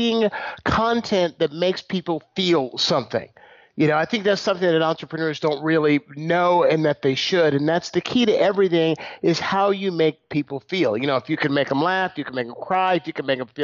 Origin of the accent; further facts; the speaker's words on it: San Leandro, California, United States; I grew up in San Leandro, California, which is the city I still live